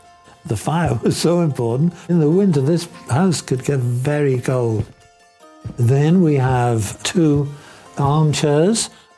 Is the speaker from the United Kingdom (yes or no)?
yes; Liverpool, North West England, United Kingdom; born or raised there